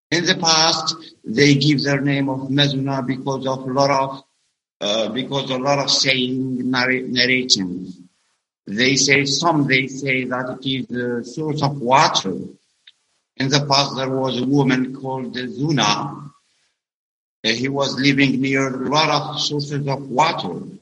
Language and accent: English; Algeria; English is a second language; from Algeria. … Uh, now on social media as … because I work here in Algeria as an English teacher, middle school English teacher.